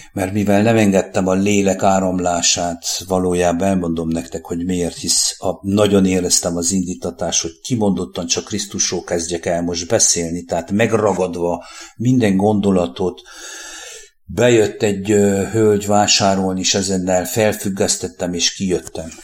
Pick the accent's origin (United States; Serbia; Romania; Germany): Romania; Székely Land; now in Hungary